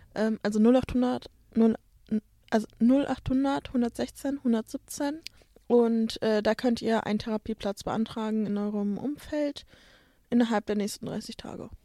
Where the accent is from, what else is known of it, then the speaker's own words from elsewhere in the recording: Bottrop, North Rhine-Westphalia, Germany; in Bottrop, wo ich herkomme